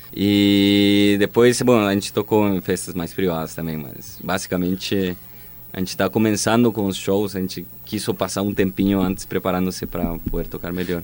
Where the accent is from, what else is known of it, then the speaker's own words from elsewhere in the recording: Magallanes and Chilean Antarctica, Chile; Portuguese is a second language; now in Brazil; Eu sou chileno, sou de Magalhães também